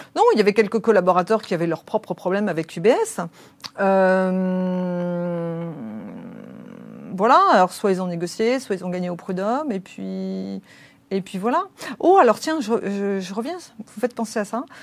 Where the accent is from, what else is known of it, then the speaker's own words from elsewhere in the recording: France; moi en tant que Française